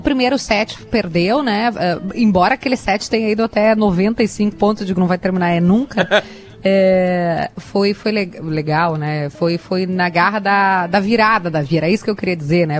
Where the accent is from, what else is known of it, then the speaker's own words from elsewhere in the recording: Sombrio, Santa Catarina, Brazil; Na minha terra, o sombrio, meu avô é campeão é, de bocha